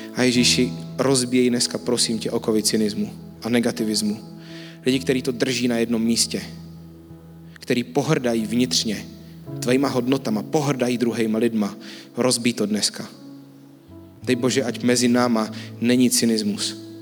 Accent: Czechia; jsme někomu jako Češi

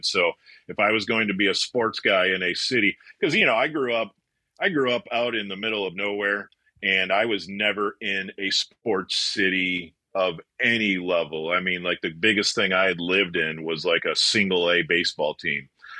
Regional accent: Wisconsin, United States; moved away as an adult; now in Dallas, United States; they heard I was from Wisconsin

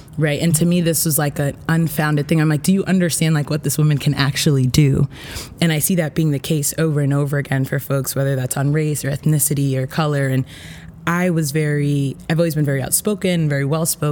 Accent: Utica, New York, United States; also born or lived in Dominican Republic (family); So I was born in New York City. I lived there up until I was 7. Okay. And that's when I moved to Utica

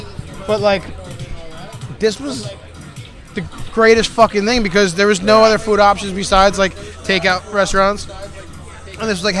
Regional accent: Ocean County, New Jersey, United States; I'm from Ocean County, and I used to go fish at Island Beach State Park

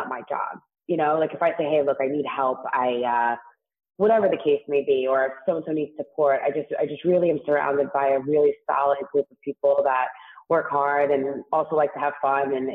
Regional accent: New York City, New York, United States; accent: New York; I actually grew up in Staten Island

